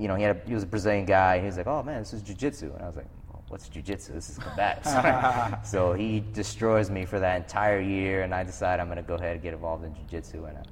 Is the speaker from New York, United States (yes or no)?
yes; New York City, New York, United States; I grew up in New York City in the South Bronx. It's probably, pretty rough area as far as New York City goes.